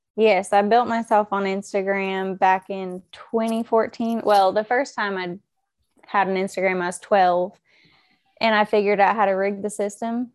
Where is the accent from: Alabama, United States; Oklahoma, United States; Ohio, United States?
Oklahoma, United States; moved away as an adult; now in Georgia, United States; I'm from Oklahoma